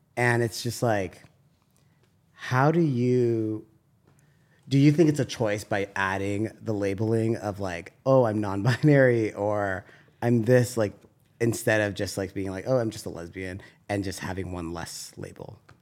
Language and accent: English; San Diego, California, United States; I'm from San Diego